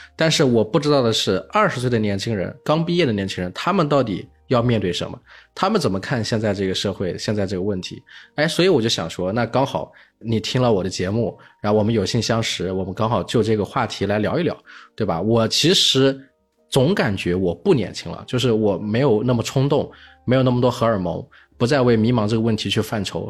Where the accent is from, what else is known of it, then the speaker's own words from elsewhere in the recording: Hefei, Anhui, China; 我是在合肥这个城市长大的，就安徽的省会城市